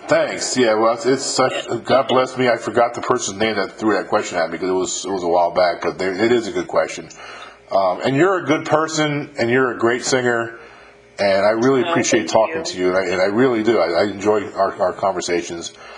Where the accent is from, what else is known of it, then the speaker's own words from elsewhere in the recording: Westchester County, New York, United States; I grew up in Westchester County, New York